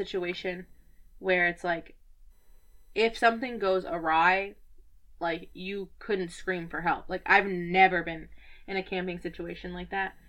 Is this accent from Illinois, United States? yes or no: yes; Lake in the Hills, Illinois, United States; I'm from Lake in the Hills.